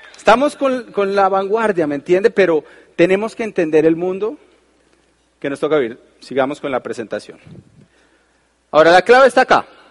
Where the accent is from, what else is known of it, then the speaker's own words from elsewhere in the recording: Colombia; uno como es colombiano